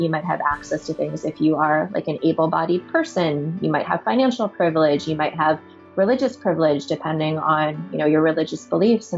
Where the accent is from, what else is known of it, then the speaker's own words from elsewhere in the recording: Washington, District of Columbia, United States; I was adopted when I was really little, like 6 months old or so, and grew up in Washington, D.C.